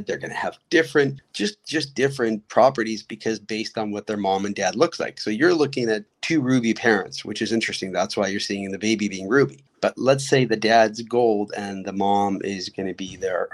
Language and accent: English; Odesa, Odesa Oblast, Ukraine; moved away; I was born in Odessa, which is Ukraine